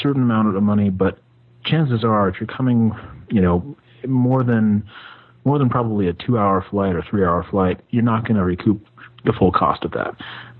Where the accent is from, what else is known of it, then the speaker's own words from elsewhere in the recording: United States; as an American